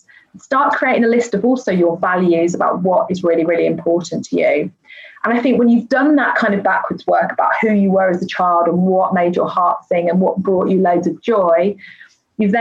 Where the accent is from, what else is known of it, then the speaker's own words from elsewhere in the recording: United Kingdom; being British